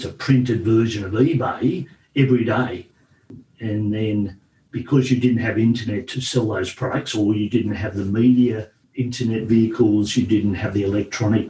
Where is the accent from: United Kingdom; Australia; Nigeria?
Australia; moved away as an adult; also born or lived in Sweden; I came from Australia